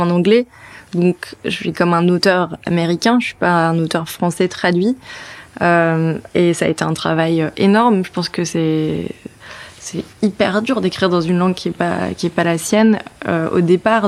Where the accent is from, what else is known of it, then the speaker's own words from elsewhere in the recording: Brittany, France; moved away; je suis bretonne